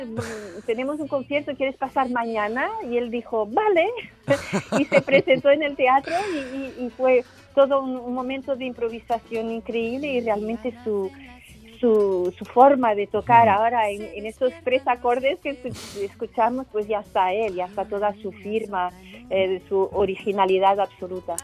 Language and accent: Spanish; Portugal; como portuguesa